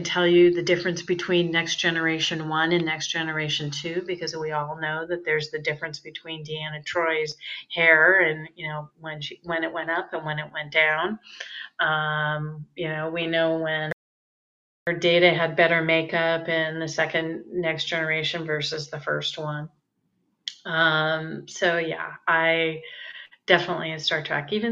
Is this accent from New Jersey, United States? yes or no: no; San Francisco, California, United States; moved away as an adult; also born or lived in Santa Barbara, California; I grew up in the San Francisco Bay Area.